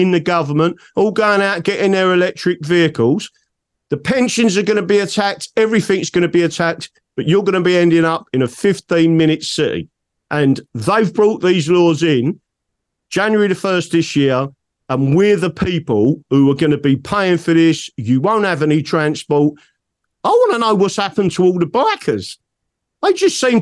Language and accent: English; England, United Kingdom; I am not British, I'm English.